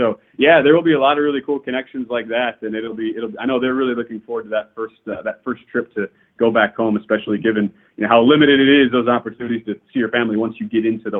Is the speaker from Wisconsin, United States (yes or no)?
yes; Wisconsin, United States; I grew up in Wisconsin where, I mean, the Packers were everything, you know, grew up in the early 90s